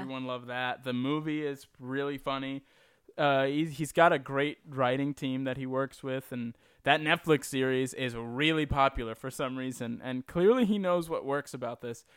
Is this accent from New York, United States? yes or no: yes; New York, United States; I was born and raised in New York